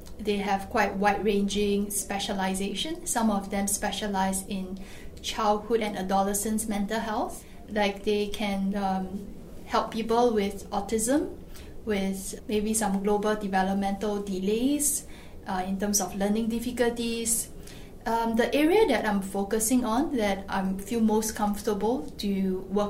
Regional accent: Singapore; as a Singaporean

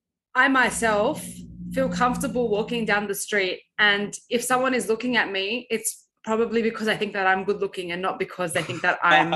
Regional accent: Sydney, New South Wales, Australia; I would kind of almost shy away from saying that I was from Bankstown or I was from Western Sydney, because it's almost like it's a different Sydney, like it's not part of the same city.

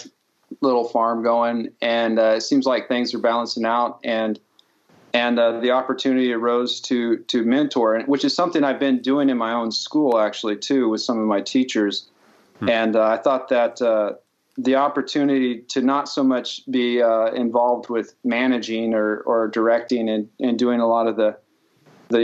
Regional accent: California, United States; moved away as an adult; also born or lived in New York City; originally I'm from California, and I grew up basically rodeoing and training horses for a living

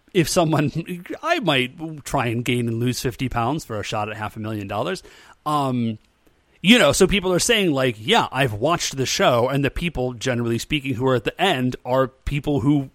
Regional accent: United States; As an American

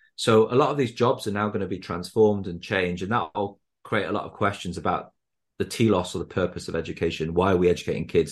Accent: Wales, United Kingdom; now in Newcastle, United Kingdom; I grew up in Wales

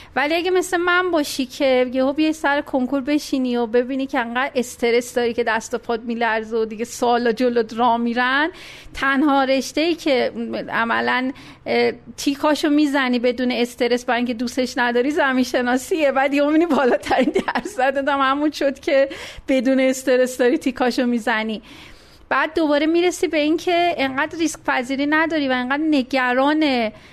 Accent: Meymeh, Isfahan, Iran; به دنیا اومدم پدرم نیرو هوایی بودن اصفهان و تا 9 سالگی اصفهان بودیم

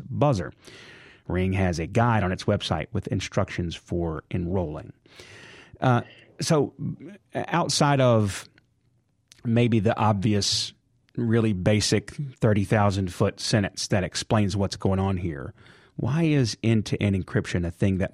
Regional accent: Jackson, Mississippi, United States; city of Jackson. That's where I'm from. So that's my hometown

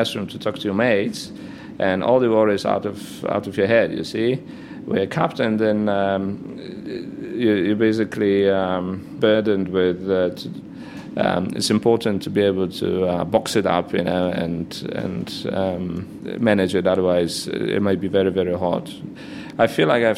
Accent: Poland; accent: Polish; English is a second language; also born or lived in Gdańsk, Poland; I'm obviously Polish, as you can or you cannot gather from my accent.

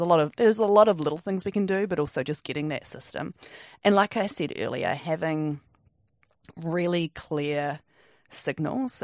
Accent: Wellington, New Zealand; I'm, I'm from Wellington. I grew up, grew up here with my family

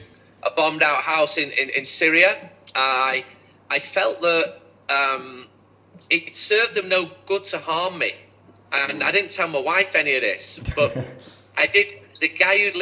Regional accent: Manchester, North West England, United Kingdom; I'm from Manchester.

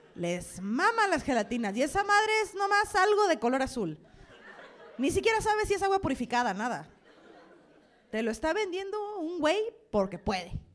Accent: Sonora, Mexico; moved away as an adult; now in Mexico City, Mexico; Ya yo soy de Sonora, ya saben la historia. Tengo un año viviendo aquí, en Ciudad de México.

